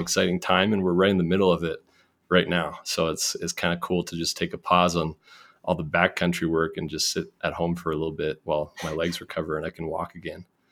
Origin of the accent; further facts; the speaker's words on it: Cole Harbour, Nova Scotia, Canada; accent: Canadian; moved away as an adult; now in Jackson, United States; I'm from the Maritimes, which is I always like to point people to it, like, northeast of Maine. So, Nova Scotia, Cole Harbor, uh, it's a very rural part of Canada.